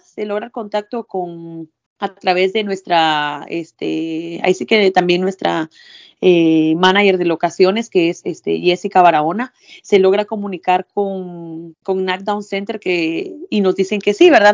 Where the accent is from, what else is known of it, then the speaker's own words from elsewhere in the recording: Villa Nueva, Guatemala Department, Guatemala; moved away as an adult; also born or lived in Quiché; now in New York, United States; Yo soy de Guate, ¿verdad? Eh, crecí en Villanueva, pero mi familia es de un municipio del Quiché